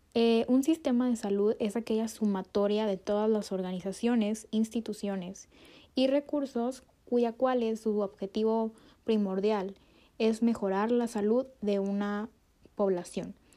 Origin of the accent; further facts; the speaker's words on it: Mexico; como mexicanos